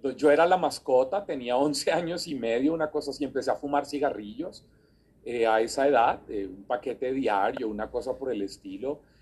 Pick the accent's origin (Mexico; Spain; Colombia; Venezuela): Colombia; Bogotá; de la ciudad capital donde yo nací, en Bogotá